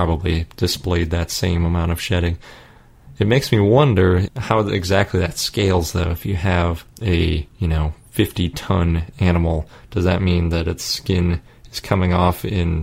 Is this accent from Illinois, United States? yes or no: no; Milwaukee, Wisconsin, United States; I grew up in Milwaukee